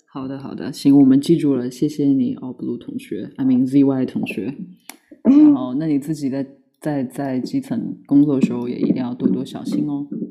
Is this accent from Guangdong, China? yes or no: no; Lanzhou, Gansu, China; accent: Lanzhou dialect; 在我们兰州话里面就是美女的意思